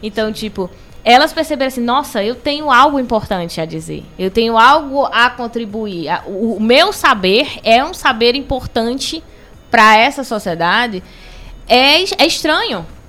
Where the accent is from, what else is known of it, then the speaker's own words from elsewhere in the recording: Belém, Pará, Brazil; also born or lived in Cariri region, Ceará; now in Cariri, Brazil; Eu sou de Belém do Pará